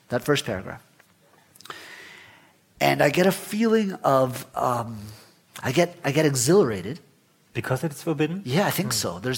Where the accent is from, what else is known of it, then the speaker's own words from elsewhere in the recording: Guatemala; I remember growing up in Guatemala, we were one of maybe 100 Jewish families in, in the country. Mm. So it's a very, very small Jewish community, maybe 800 people.